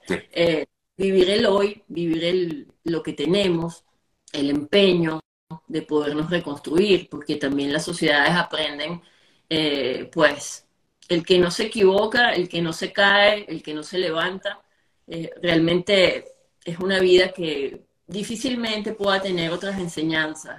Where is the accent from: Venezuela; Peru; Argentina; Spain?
Venezuela; moved away; venimos de un país, venimos de unos afectos, venimos de unos sabores, venimos de de toda una gama de, calores hermosos que ha sido y sigue siendo la cultura venezolana y sobre todo nuestra gente.